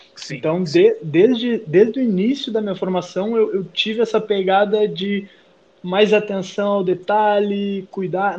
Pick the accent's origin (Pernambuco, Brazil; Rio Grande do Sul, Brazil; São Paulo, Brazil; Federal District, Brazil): Rio Grande do Sul, Brazil; Porto Alegre; also born or lived in Pelotas; eu sou natural de Pelotas, zona sul do, do estado do Rio Grande do Sul, mas saí de lá com dois anos e fui para a capital. Então eu sou mais porto-alegrense do que pelotense